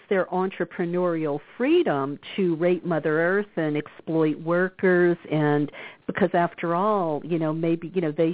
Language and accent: English; the South, United States; When I grew up in the South